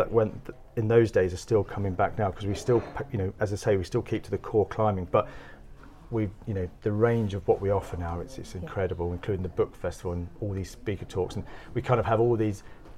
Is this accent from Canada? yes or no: no; London, United Kingdom; moved away; I grew up in South London